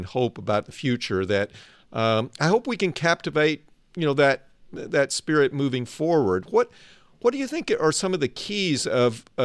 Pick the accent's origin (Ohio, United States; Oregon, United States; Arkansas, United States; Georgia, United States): Arkansas, United States; Little Rock; moved away as an adult; also born or lived in Northern California; now in California, United States; I grew up in Little Rock